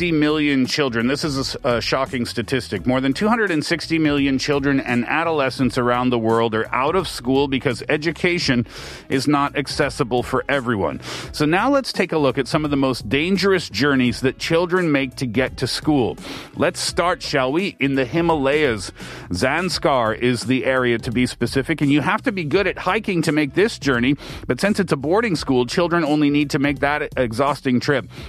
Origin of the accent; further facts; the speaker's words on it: Canada; The stories that I heard, but yet growing up in Canada I never had those types of difficulties.